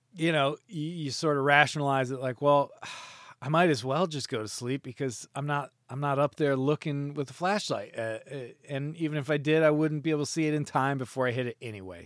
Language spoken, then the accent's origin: English; United States; I could just go back to my home country